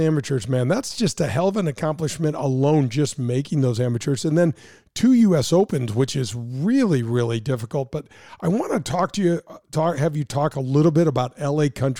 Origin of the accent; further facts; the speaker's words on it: Missouri, United States; I grew up in Missouri.